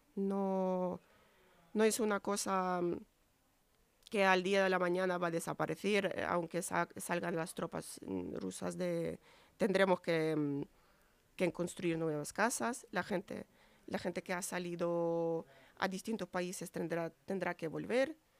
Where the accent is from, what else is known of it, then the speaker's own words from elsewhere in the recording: Ukraine; moved away; la situación en mi país